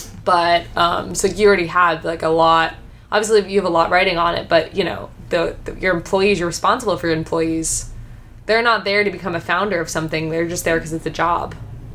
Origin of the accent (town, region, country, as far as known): United States